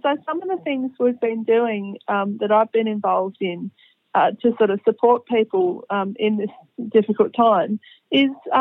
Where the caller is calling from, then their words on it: Canberra, Australian Capital Territory, Australia; I'm calling from Canberra. In the ACT